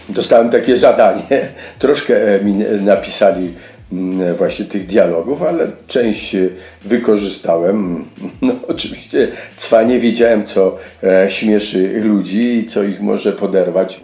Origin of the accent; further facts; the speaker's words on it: Lesser Poland, Poland; accent: Góral dialect; moved away; pochodzę z gór, e, mówię dobrze gwarą